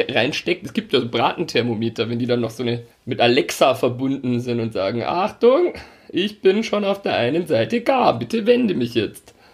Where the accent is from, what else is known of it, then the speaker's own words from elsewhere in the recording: Altötting, Bavaria, Germany; ich komme aus Altötting